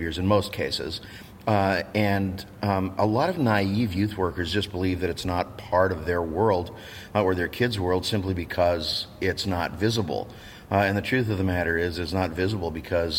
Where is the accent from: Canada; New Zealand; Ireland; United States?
Canada; I'm a Canadian